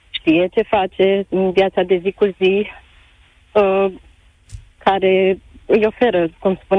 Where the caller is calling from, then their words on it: Bucharest, Romania; Salutare, Cătălin! … din București.